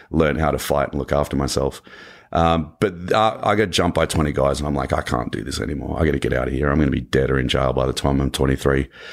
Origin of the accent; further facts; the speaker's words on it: Canberra, Australian Capital Territory, Australia; accent: Australian; moved away as an adult; now in Los Angeles, United States; my hometown was the only state in Australia where marijuana was decriminalized